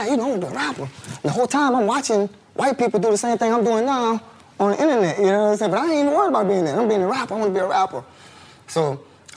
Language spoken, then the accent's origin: English; Louisiana, United States; I'm from Louisiana